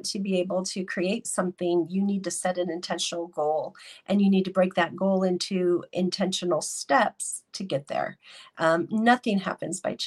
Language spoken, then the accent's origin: English; Denver, Colorado, United States; I am from Denver, Colorado